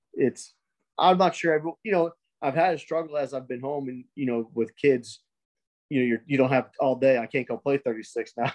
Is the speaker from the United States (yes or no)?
yes; New England, United States; now in Florida, United States; growing up in New England